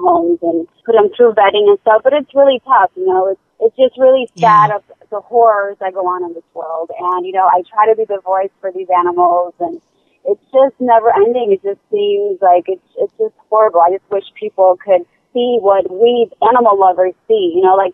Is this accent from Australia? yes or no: no; Poland; moved away; I was born in Poland